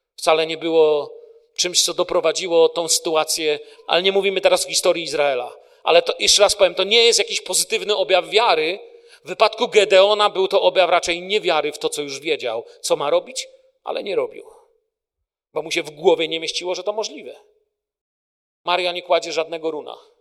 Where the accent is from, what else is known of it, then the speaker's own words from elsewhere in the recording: Poland; moved away; Ja jestem tym pokoleniem z Polski, które przeżyło kryzys w Polsce